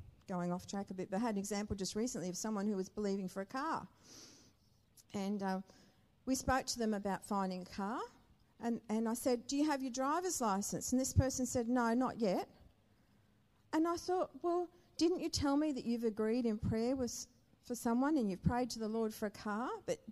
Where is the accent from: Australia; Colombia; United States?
Australia; Brisbane, Queensland; moved away as an adult; also born or lived in Perth; we're from Brisbane. We've never been anywhere but Brisbane